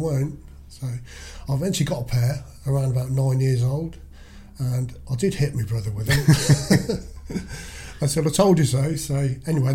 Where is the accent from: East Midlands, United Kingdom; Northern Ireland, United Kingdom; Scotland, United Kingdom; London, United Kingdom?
East Midlands, United Kingdom; Kettering; when I was conceived, they moved to Kettering. And I was born in Kettering